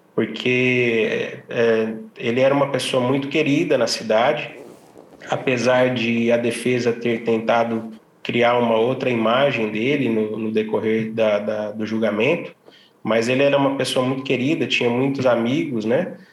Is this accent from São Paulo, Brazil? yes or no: yes; Ribeirão Preto, São Paulo, Brazil; eu sou de Ribeirão Preto